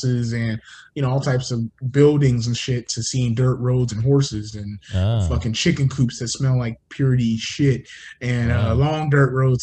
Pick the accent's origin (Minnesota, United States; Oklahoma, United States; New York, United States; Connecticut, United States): Connecticut, United States; also born or lived in North Carolina; now in Fayetteville, United States; growing up in Connecticut